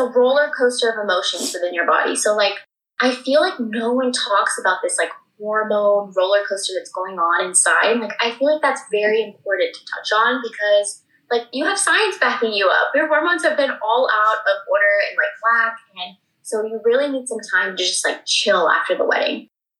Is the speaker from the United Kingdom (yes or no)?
no; India; because like I'm an Indian woman, like he's a man.